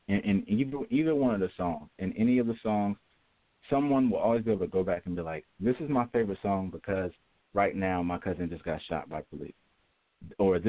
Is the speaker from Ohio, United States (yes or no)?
yes; Ohio, United States; Ohio, my home state, Ohio